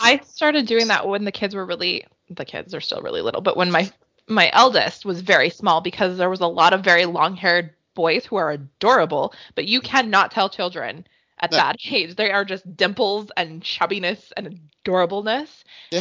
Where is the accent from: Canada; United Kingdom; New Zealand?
Canada; as a Canadian